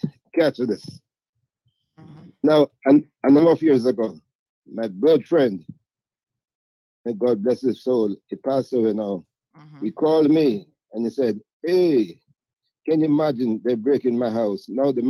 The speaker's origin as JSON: {"language": "English", "country": "Jamaica", "moved": "yes", "lives_now": "Cayman Islands", "said": "he know for years that I did welding before I came from Cayman, from Jamaica, come to Cayman."}